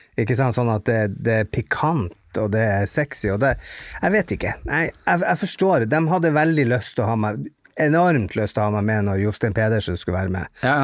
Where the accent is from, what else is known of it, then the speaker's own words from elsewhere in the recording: Bodø, Nordland, Norway; jeg kommer fra Dogtown, altså Hundstad i Bodø